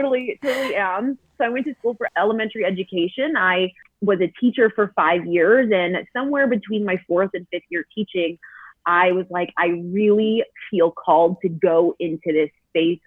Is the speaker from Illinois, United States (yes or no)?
no; St. Louis, Missouri, United States; moved away as an adult; now in Colorado, United States; We are from St. Louis. I was born and raised there, but we moved just last year to a small mountain town in Colorado